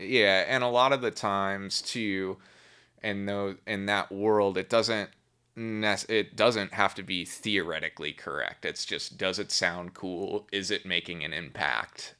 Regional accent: Milwaukee, Wisconsin, United States; I grew up in Milwaukee, Wisconsin, a suburb

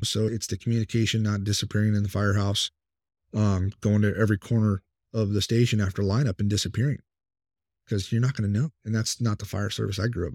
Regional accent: Temecula, California, United States; moved away as an adult; now in Virginia, United States; I've got a buddy of mine that does live out here that I grew up with in California

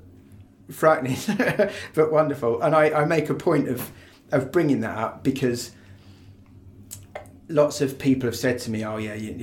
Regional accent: Hertford, East of England, United Kingdom; born there; No. I was born in Hartford, in Hertfordshire.

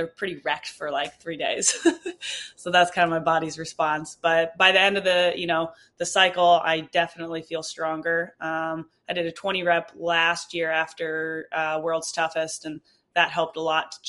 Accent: right outside Des Moines, Iowa, United States; moved away as an adult; now in Boulder, United States; I was born and raised in Iowa.

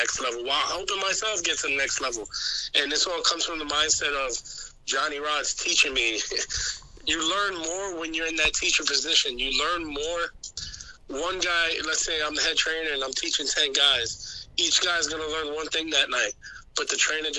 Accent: New York City, New York, United States; I'm from New York City

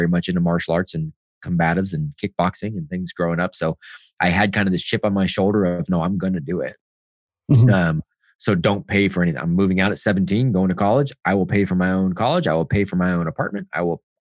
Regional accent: Bay Area, California, United States; I grew up out, you know, Bay Area-ish and middle-class home

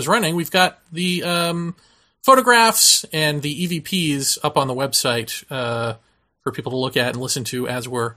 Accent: southeastern Massachusetts, United States; born or raised there

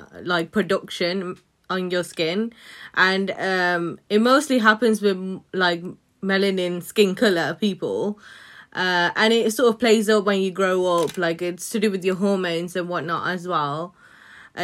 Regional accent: Netherlands; now in United Kingdom; when we grew up in the Netherlands

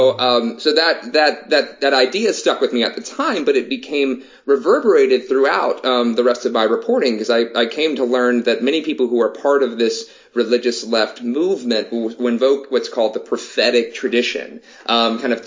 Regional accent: the Southeast, United States; growing up in the Southeast, ever since I was born

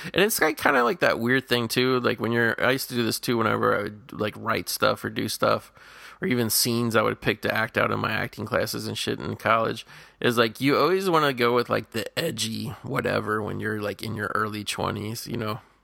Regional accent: Midwest, United States; moved away as an adult; now in California, United States; growing up in the Midwest.

